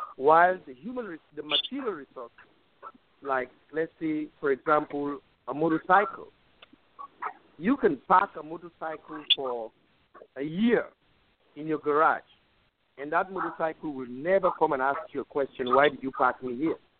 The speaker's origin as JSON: {"language": "English", "country": "Sierra Leone", "moved": "as an adult", "lives_now": "United States", "said": "I'm from Sierra Leone."}